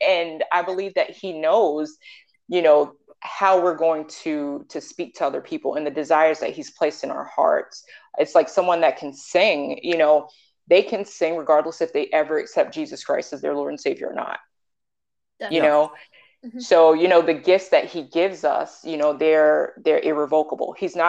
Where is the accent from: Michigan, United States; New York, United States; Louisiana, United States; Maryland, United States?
New York, United States; I'm from New York and God brought me down here.